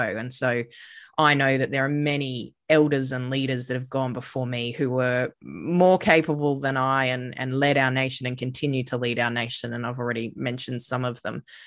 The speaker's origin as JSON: {"language": "English", "town": "Redcliffe", "region": "Queensland", "country": "Australia", "tie": "born or raised there", "said": "grew up on Gubby Gubby country, uh, and I've lived most of my life on Gubby Gubby country, which most people probably know as, like, the Sunshine Coast area of these lands now called Queensland."}